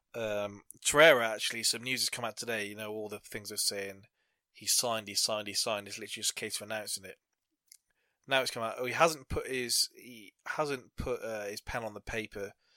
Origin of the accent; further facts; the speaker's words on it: England, United Kingdom; being English